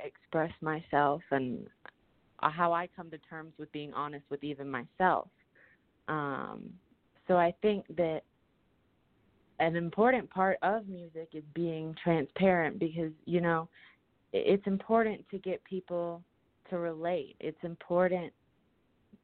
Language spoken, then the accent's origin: English; Hilton Head Island, South Carolina, United States; moved away as an adult; also born or lived in New Orleans; I grew up in Hilton Head, which is like a retirement community